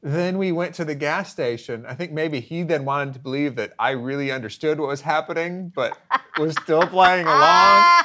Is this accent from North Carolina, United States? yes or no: no; White House, Texas, United States; I'm from White House, Texas